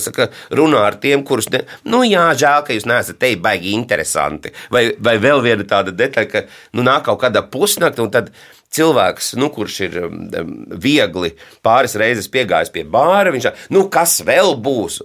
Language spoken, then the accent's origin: Latvian; Madona, Madona Municipality, Latvia; Manā mīļajā Madonā, jo es esmu dzimis Madonā